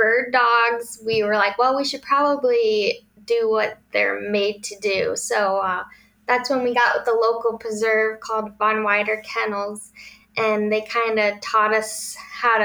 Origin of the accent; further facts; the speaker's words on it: Grand Junction, Michigan, United States; We're from Grand Junction, Michigan.